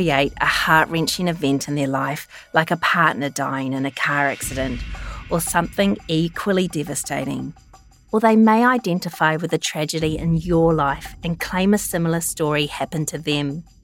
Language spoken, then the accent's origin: English; New Zealand; I am a really proud Kiwi